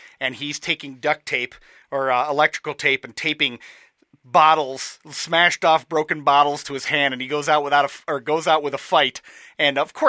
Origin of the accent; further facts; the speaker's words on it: Michigan, United States; I'm from Michigan